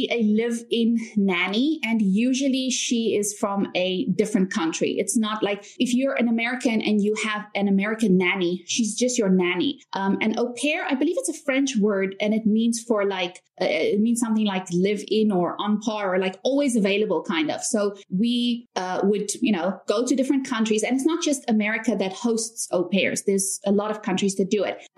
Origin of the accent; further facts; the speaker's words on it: South Africa; also born or lived in United States; now in China; but I'm actually from South Africa. A lot of people are also confused about my accent because I don't have a typical South South African accent.